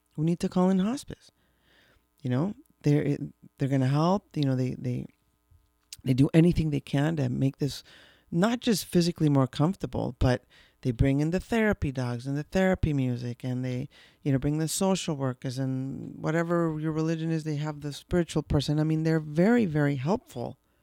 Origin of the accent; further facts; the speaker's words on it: Mexico City, Mexico; we grew up in Mexico City, when we were little